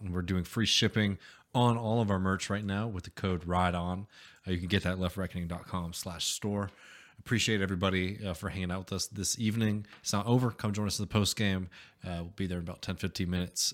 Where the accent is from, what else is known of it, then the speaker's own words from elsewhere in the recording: United States; as an American